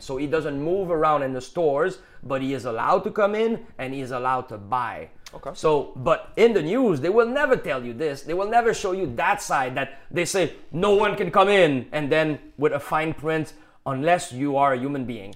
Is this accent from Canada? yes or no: yes; Canada; accent: Canadian general; English is a second language; I have a little bit more Canadian general accent